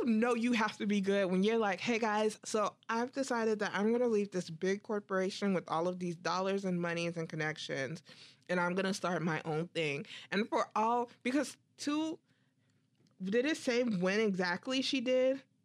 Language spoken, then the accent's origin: English; United States; I'm so American